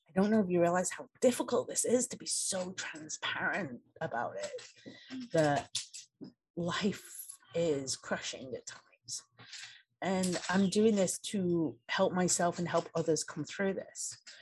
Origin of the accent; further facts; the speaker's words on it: England, United Kingdom; moved away as an adult; now in United States; I grew up in England